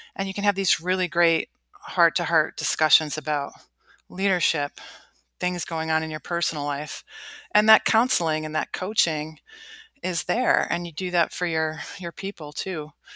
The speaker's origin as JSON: {"language": "English", "town": "Cleveland", "region": "Ohio", "country": "United States", "tie": "born or raised there", "moved": "as an adult", "said": "I grew up in Cleveland, Ohio, lived a pretty sheltered life, middle class"}